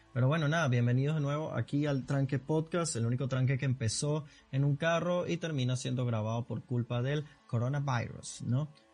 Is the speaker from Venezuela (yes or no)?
yes; Caracas, Capital District, Venezuela; accent: caraqueño sifrino; yo soy venezolano